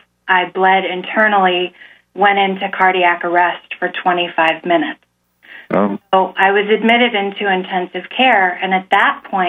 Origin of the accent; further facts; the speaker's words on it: Virginia, United States; born there; I was born in Virginia, but my parents have strong ties to Central New York